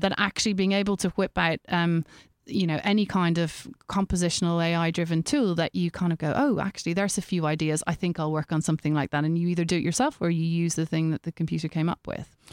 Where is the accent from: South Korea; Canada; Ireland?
Ireland; being Irish